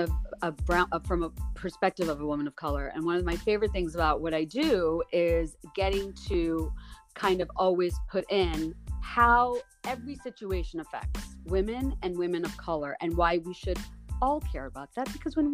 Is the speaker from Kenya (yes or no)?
no; Bangladesh; moved away as an adult; now in United States; I was born and raised in Bangladesh